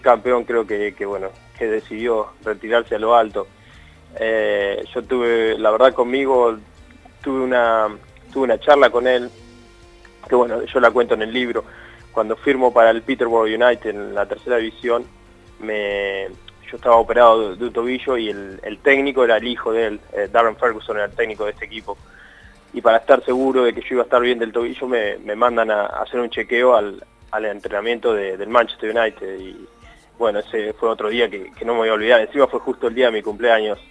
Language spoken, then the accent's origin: Spanish; Argentina; moved away as an adult; now in England; Desde que estaba en Argentina